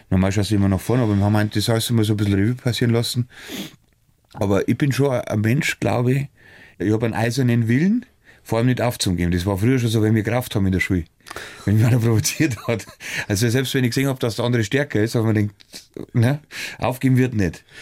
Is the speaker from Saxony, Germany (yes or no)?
no; Weiden, Bavaria, Germany; Ja, also, logisch, das, bin ja aus Weiden, ich weiß genau, das.